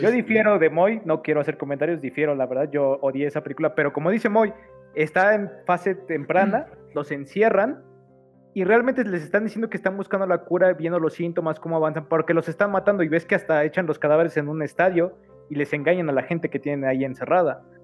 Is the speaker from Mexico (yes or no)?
yes; Mexico; como mexicanos